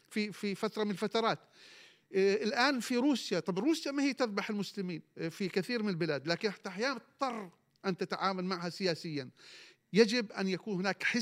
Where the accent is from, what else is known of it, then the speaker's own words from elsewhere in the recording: Palestine; مع التاكيد دائما من قبلنا كفلسطينيين ومؤسساتنا وهيئة علماء بالنسبة لنا أن الشعوب العربية والإسلامية هي حاضنتنا كمقاومة فلسطينية وكشعب فلسطيني